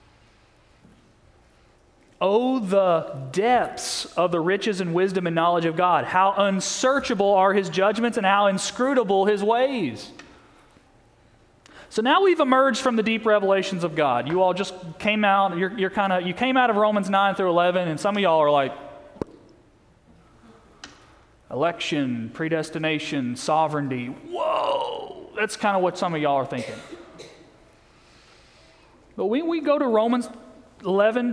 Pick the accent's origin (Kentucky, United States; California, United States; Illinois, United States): Kentucky, United States; Western; moved away as an adult; For almost 20 years, I grew up an hour away from the largest cave in the world. I'm from Western Kentucky.